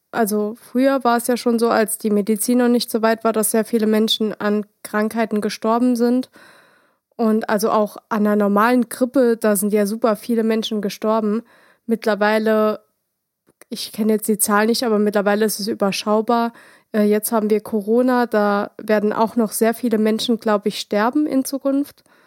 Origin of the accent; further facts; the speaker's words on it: Saarland, Germany; bei uns im Saarland